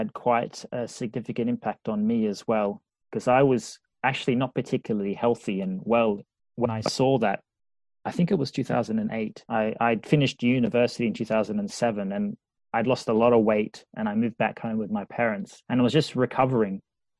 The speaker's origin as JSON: {"language": "English", "country": "Australia", "lives_now": "Liverpool, United Kingdom", "said": "I'm from the Pacific Ocean in Australia, used to having almost sun days every day. And now I live in Liverpool where it's grey."}